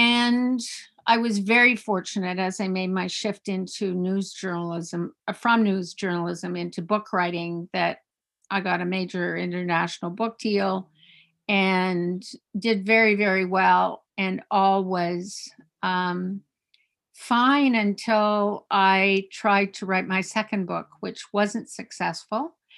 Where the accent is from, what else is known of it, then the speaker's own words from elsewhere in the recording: Eastern Cape, South Africa; also born or lived in Canada; I was born in Canada, and then because my father was in the mining industry and in exploration, we had the great good fortune of moving to the middle of nowhere, the Transkei in South Africa. And I went to school in Afrikaans